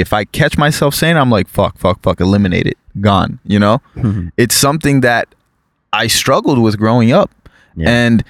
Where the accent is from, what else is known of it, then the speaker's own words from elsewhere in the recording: South Florida, United States; moved away as an adult; now in California, United States; growing up in South Florida in that melting pot society, I was raised with all sorts of cultures, especially Caribbean, Haitian cultures.